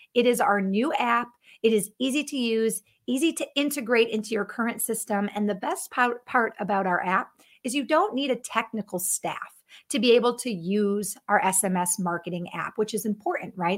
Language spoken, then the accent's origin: English; Connecticut, United States; now in Minneapolis, United States; I grew up in Connecticut, now living in Minneapolis, Minnesota